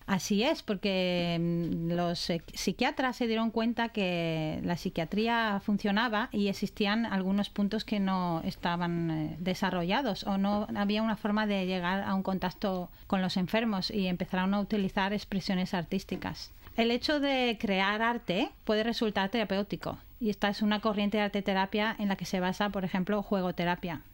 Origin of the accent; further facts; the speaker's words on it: Spain; also born or lived in Australia; now in Brisbane, Australia; soy española y australiana